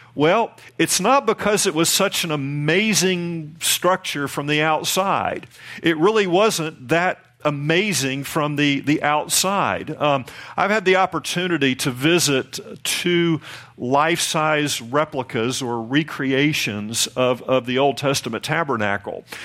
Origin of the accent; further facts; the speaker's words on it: the Bible Belt, United States; down here in the Bible Belt, and I'm from the Bible Belt